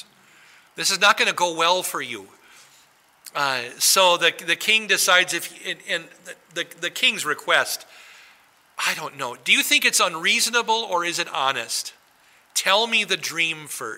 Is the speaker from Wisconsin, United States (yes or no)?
yes; Wisconsin, United States; now in New Ulm, United States; I grew up in Wisconsin